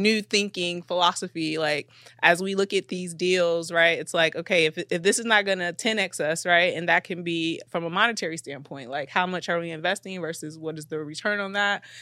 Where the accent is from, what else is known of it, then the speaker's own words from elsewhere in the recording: Chicago, Illinois, United States; we're both from Chicago, so we know the city